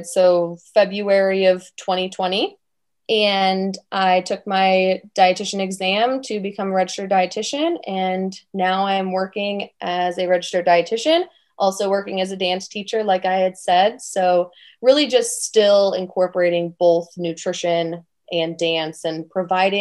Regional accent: Chicago, Illinois, United States; moved away as an adult; also born or lived in Tampa, Florida; I'm originally from Chicago, Illinois

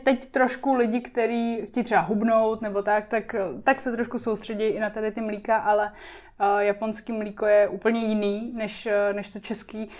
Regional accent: Liberec, Liberec Region, Czechia; moved away; also born or lived in Japan / Prague; já jsem z Liberce

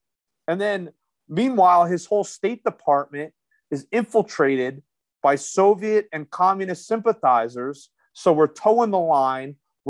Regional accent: United States; As an American, absolutely.

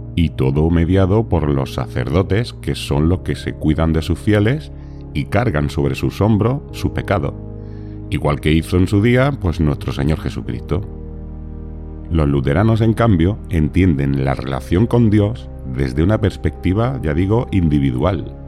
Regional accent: Spain

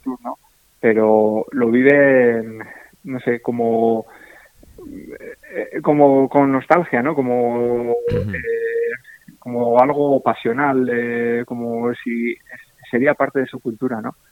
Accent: Usurbil, Basque Country, Spain; now in Zarautz, Spain; yo soy de Usurbil, eh, de un pueblo que está muy cerca de San Sebastián, a 9 kilómetros

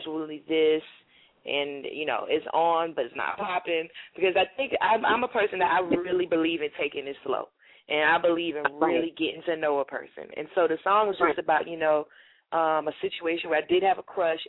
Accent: South Carolina, United States; born or raised there; accent: South Carolina accent; moved away as an adult; also born or lived in Washington, D.C.; now in New York, United States

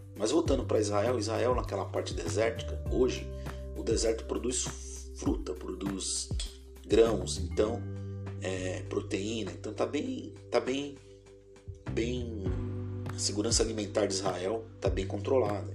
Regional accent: Brazil

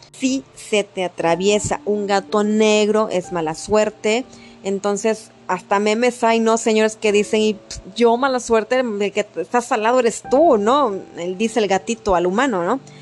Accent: Mexico; somos unos buenos mexicanos

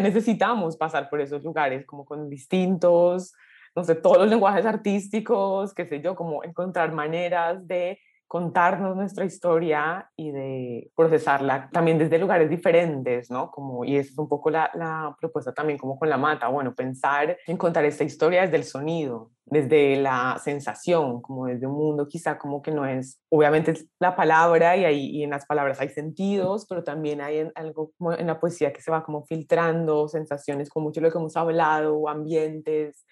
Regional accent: Colombia; nací en Colombia

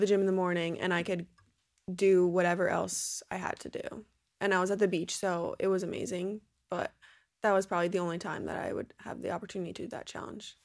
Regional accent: New Jersey, United States; I'm from New Jersey, so I was down the Jersey shore all summer long.

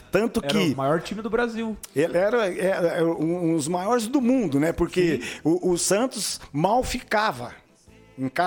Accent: Brussels, Belgium; now in Brazil; sou, eu sou natural de Bruxelas.

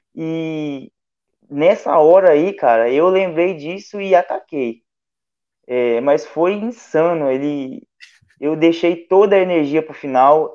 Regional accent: Porto Firme, Minas Gerais, Brazil; Eu sou de Porto Firme

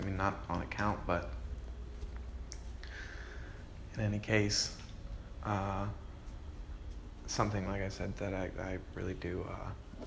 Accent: New Jersey, United States; now in Sarasota, United States; I'm originally from Jersey.

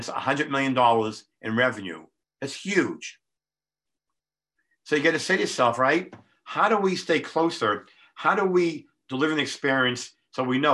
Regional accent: Boston, Massachusetts, United States; I'm from Boston

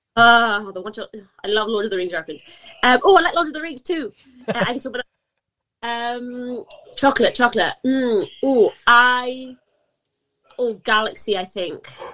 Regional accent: Gibraltar; moved away as an adult; also born or lived in Manchester, United Kingdom; I'm from uh, the Rock of Gibraltar, uh, born and raised

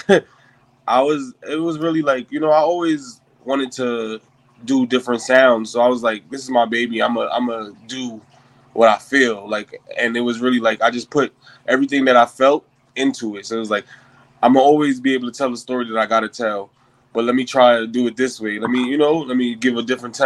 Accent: New York City, New York, United States; I'm an artist from Flatbush, Brooklyn

